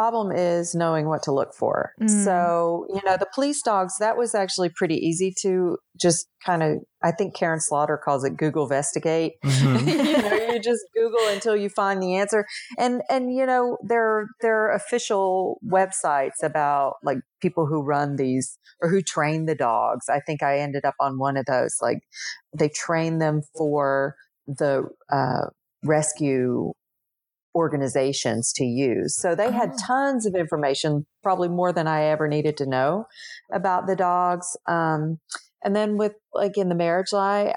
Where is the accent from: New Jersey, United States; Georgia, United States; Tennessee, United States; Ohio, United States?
Tennessee, United States; where I grew up in Tennessee